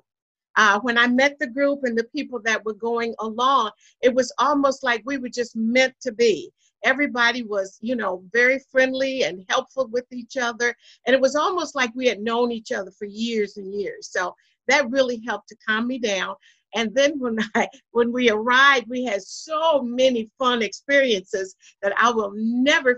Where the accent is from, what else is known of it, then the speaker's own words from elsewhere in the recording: Columbus, Mississippi, United States; now in Battle Creek, United States; I am from Mississippi, Columbus, Mississippi. That's Northeast Mississippi